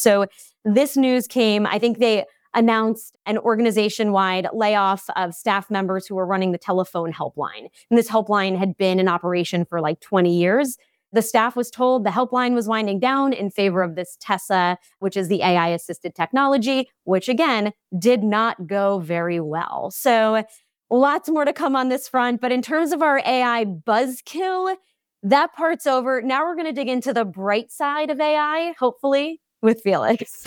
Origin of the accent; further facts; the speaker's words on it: Long Island, New York, United States; I'm also from Long Island, New York